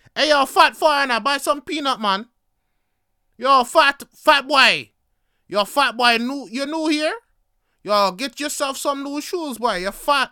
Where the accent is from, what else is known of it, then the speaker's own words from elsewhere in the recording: Canada; also born or lived in Jamaica; growing up in Canada, I was born here, but I was raised in a Jamaican household